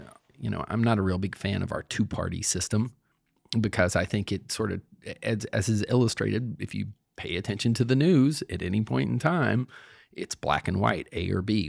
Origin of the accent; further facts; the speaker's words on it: Cape Fear, North Carolina, United States; now in Virginia, United States; I live in Virginia, but I grew up in North Carolina, and I wrote that book down in Cape Fear, North Carolina, by the coast, where I grew up